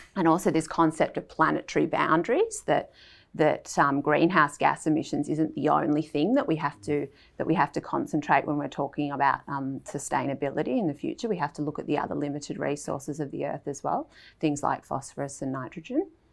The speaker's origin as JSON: {"language": "English", "town": "Melbourne", "region": "Victoria", "country": "Australia", "tie": "born or raised there", "said": "I grew up in Melbourne"}